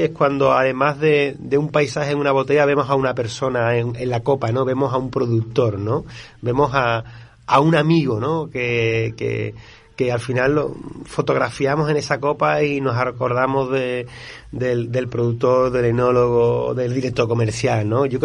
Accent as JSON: {"language": "Spanish", "town": "Málaga", "region": "Andalusia", "country": "Spain", "said": "bueno, pues yo soy de Málaga"}